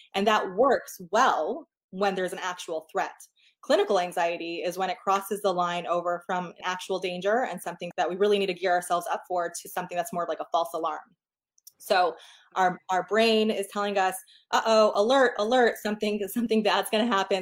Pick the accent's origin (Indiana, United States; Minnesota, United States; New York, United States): New York, United States; moved away as an adult; now in Portland, United States; I'm from New York originally. We moved to Portland, Oregon six years ago